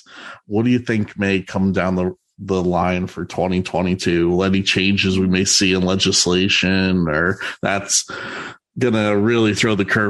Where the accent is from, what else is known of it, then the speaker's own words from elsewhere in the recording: New Jersey, United States; I'm from New Jersey.